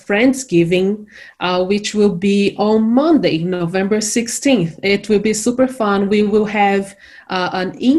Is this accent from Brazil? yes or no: yes; Brazil; moved away as an adult; now in Morgantown, United States; I am originally from Brazil